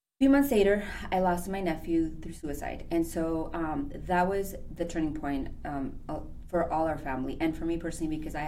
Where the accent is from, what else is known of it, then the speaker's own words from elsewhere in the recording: El Paso, Texas, United States; moved away as an adult; also born or lived in Ciudad Juarez, Chihuahua, Mexico; now in Chicago, United States; I'm actually from the border, so I'm from El Paso, Texas, Ciudad Juarez, Chihuahua